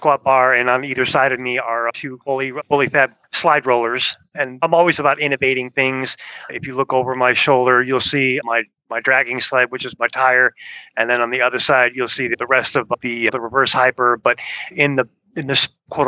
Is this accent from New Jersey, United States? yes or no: no; Chicago, Illinois, United States; moved away as an adult; now in Birmingham, United States; Originally from Chicago, moved down to Birmingham, Alabama in February of 2020